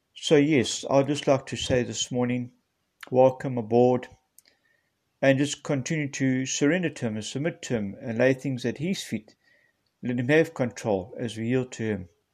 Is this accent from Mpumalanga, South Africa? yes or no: yes; Nelspruit, Mpumalanga, South Africa; I'm from Nelspruit, Mpumalanga, South Africa